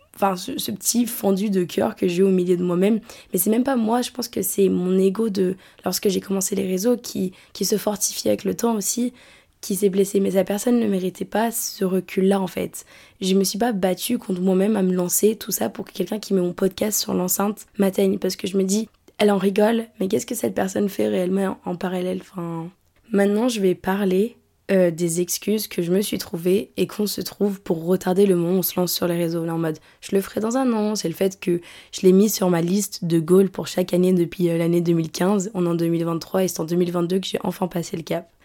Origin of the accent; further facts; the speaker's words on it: France; moved away; La ville dont je viens, à l'échelle de la France